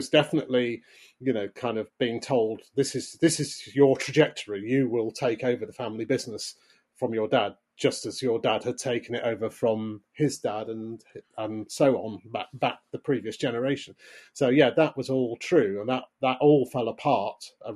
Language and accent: English; Leeds, Yorkshire and the Humber, United Kingdom; almost a ghetto that I grew up in Leeds